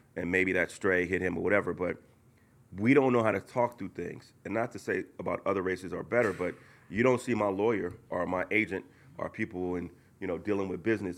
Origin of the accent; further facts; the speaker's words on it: Oakland, California, United States; I grew up in Oakland, California